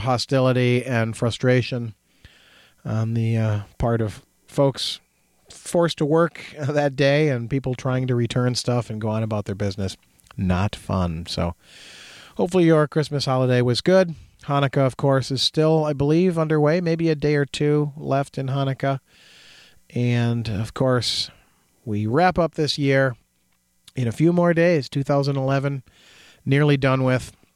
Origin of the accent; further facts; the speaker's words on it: United States; growing up in America